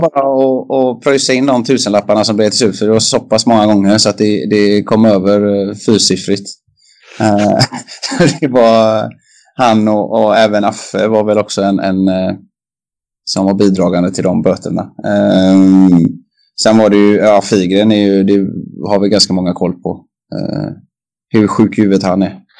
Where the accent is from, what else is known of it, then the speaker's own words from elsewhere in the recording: Kungälv, Västra Götaland, Sweden; i Kungens ishall där jag är uppvuxen också